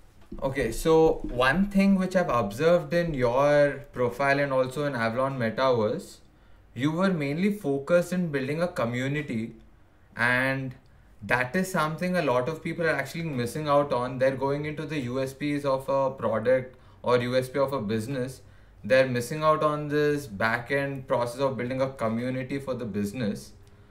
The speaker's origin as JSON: {"language": "English", "town": "Hyderabad", "region": "Telangana", "country": "India", "said": "See, basically right now what I saw was locally I'm from Hyderabad"}